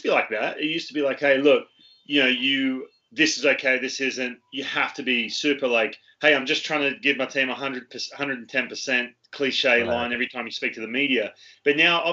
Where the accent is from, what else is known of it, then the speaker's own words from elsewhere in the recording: Australia; moved away; I came from Australia